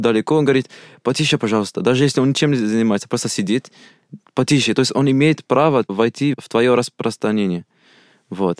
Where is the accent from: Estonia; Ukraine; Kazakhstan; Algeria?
Algeria; Russian is a second language; moved away as an adult; now in Russia; Я из Алжира. Мне 22 года. Я 4 года как изучаю русский язык. И 2 года в России